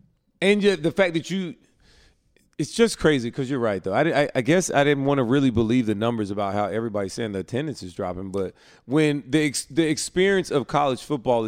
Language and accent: English; Prattville, Alabama, United States; I'm from Prattville, Alabama.